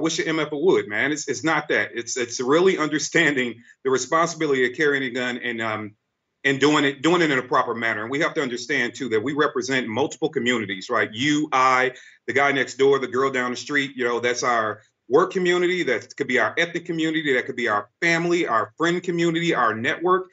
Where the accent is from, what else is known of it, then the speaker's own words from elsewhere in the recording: St. Louis, Missouri, United States; I grew up in St. Louis, Missouri. I'm from the worst part of St. Louis area called Walnut Park.